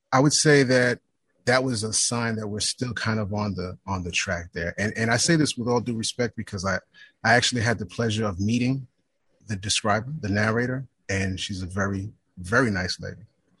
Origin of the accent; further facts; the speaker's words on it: New York City, New York, United States; young Black man from the Bronx, and yes, I still say I'm Black. I mean, I'm from the Bronx. Yes, I am Black.